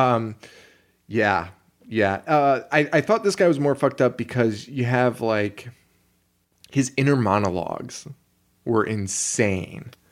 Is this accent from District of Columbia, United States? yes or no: no; Connecticut, United States; we're from Connecticut